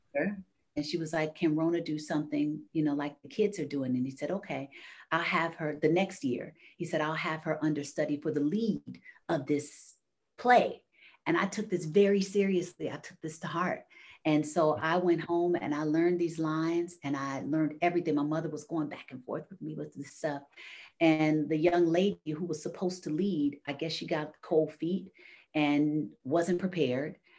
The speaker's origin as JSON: {"language": "English", "town": "Chicago", "region": "Illinois", "country": "United States", "said": "I'm from Chicago."}